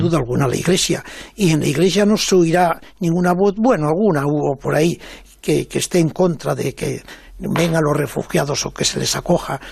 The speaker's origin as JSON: {"language": "Spanish", "town": "Mieres", "region": "Asturias", "country": "Spain", "tie": "born or raised there", "said": "siendo muy niño, yo creo que con siete años o así, en mi pueblo de allá de Asturias, en Mieres"}